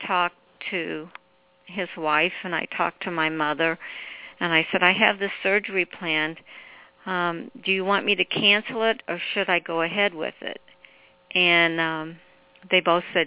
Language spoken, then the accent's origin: English; Cape Girardeau, Missouri, United States; moved away; my hometown of Cape Girardeau